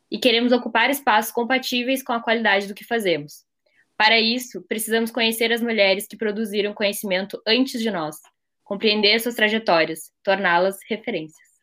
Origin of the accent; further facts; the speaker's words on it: Rio Grande do Sul, Brazil; eu tenho 21 anos, sou gaúcha e a minha trajetória na área acadêmica, assim, se desenrolou de uma maneira bem inesperada para mim.